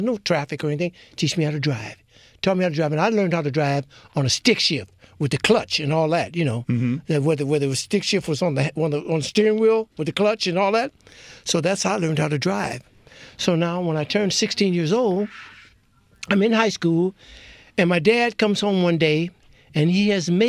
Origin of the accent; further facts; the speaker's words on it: Detroit, Michigan, United States; I grew up in Detroit, and Detroit is adjacent to Canada